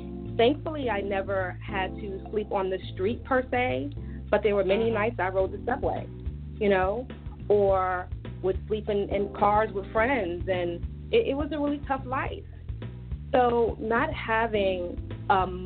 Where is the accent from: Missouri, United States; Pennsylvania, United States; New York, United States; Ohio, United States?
New York, United States; New York City; I grew up in Brooklyn, New York